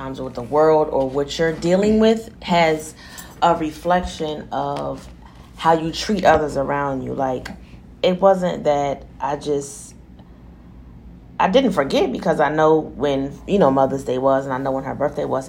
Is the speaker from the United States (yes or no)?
yes; New Jersey, United States; I'm from Jersey. I was born and raised in New Jersey